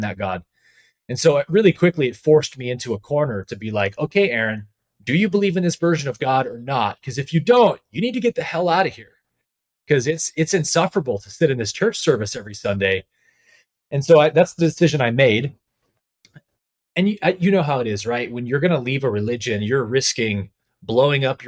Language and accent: English; San Jose, California, United States; a church in my hometown in San Jose